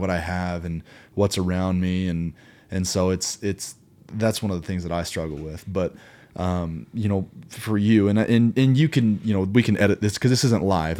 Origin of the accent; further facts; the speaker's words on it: Kansas City, Missouri, United States; growing up in Kansas City, Missouri